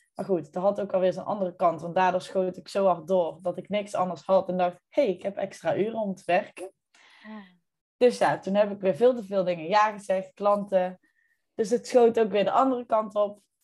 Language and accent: Dutch; North Brabant, Netherlands; trotse Brabander, maar eh, niet altijd in Brabant te vinden